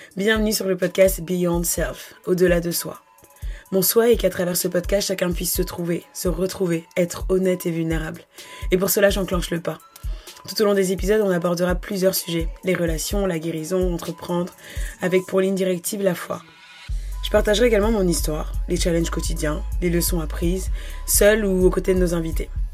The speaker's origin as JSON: {"language": "French", "country": "France", "tie": "born or raised there", "also_born_or_lived": "Gabon", "said": "je suis originaire du Gabon, bien que j'ai grandi en France quasiment toute ma vie"}